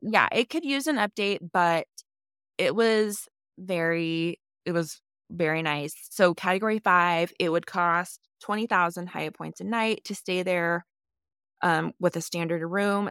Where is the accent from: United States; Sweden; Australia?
United States; I'm an American